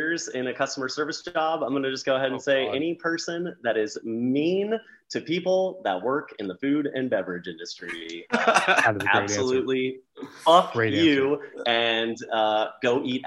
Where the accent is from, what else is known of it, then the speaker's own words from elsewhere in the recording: Florida, United States; moved away as an adult; also born or lived in Orlando, Florida; now in Asheville, United States; I'm from Florida